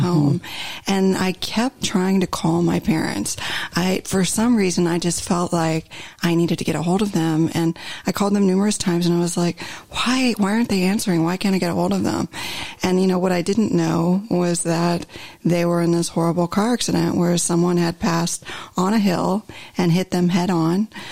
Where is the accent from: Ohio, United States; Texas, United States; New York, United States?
Ohio, United States; moved away as an adult; now in Southern California, United States; So I grew up in the Midwest, in Ohio actually, and lived there the majority of my life until 2016 when I had relocated to Southern California.